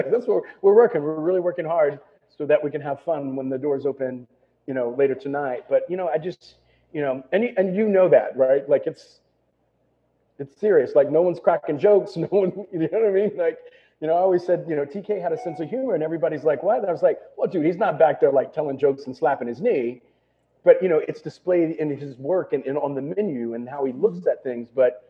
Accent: Texas, United States; You know, I'm from Texas.

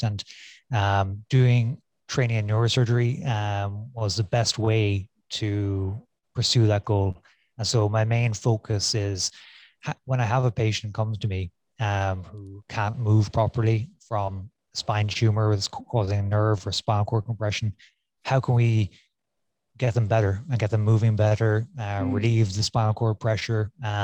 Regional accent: Cork, Munster, Ireland; moved away as an adult; also born or lived in St. Louis, United States / San Francisco, United States; now in Phoenix, United States; I'm born and raised in Ireland in Cork, and did my medical school in Cork

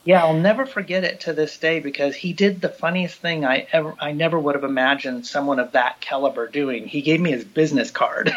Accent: Hayward, California, United States; now in Los Angeles, United States; I grew up in Hayward, California, which is a suburb of Oakland, um, just across the bay from San Francisco

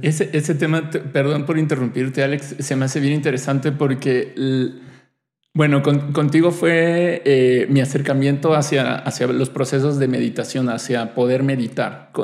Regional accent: Mexico; somos un país que, tenemos el Día de Muertos

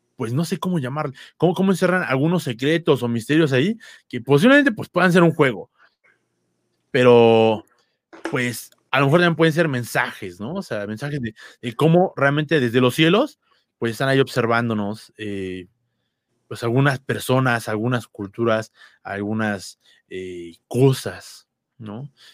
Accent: Mexico; aquí en México

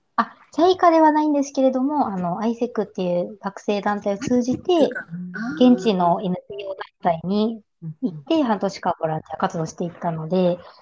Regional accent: Kanto, Japan; ずっと私、関東出身で、関東に住み続けてるので

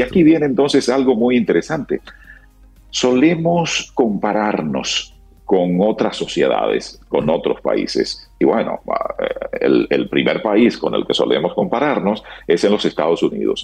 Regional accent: Dominican Republic

